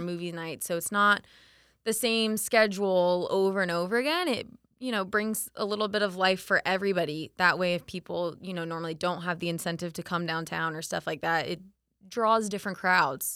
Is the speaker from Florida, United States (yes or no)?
yes; Winter Haven, Florida, United States; also born or lived in Orlando; I grew up in Winter Haven